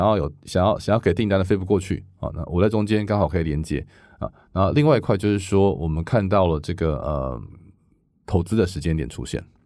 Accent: Taiwan; moved away as an adult; now in Silicon Valley, United States; 我是台湾来的，而且我认识台湾很多制造业，我在台湾又组过一个物联网的这个生态系

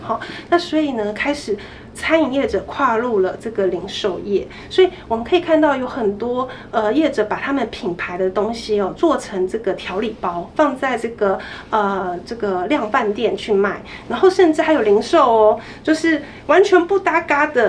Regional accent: Taiwan; 我们整个台湾餐饮业

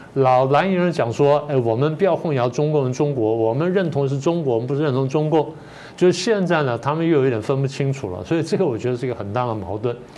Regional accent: Taipei, Taiwan; 我小的时候生长的环境，我家前面有池塘，后面有山什么等等。虽然同样是在台北

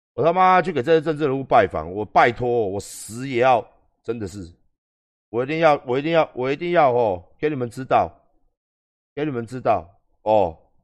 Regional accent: Taiwan; 我们台湾人

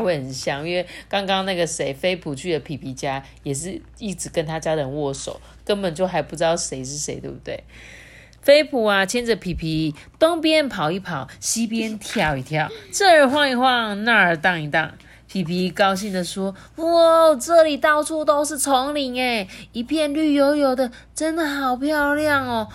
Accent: Changhua, Changhua County, Taiwan; now in Taichung, Taiwan; 我是从小是在彰化出生的，我每天住台中，我就会很想去吃彰化的食物

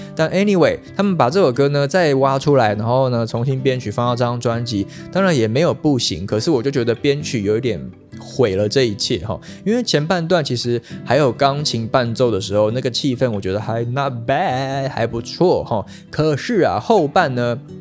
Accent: Taiwan; 跟真正我们台湾郎啊

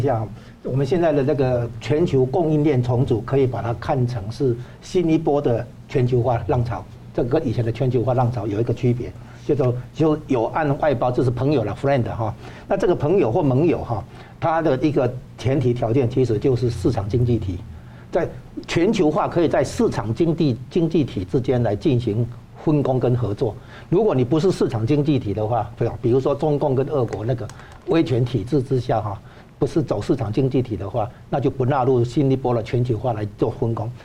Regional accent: Taiwan; 光是我们台湾这边的话，就不可能接受

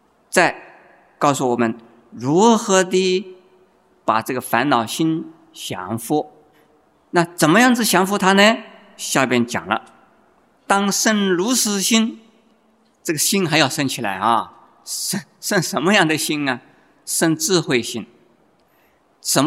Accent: China; 在我们中国人呢，这种风气还没有养成。

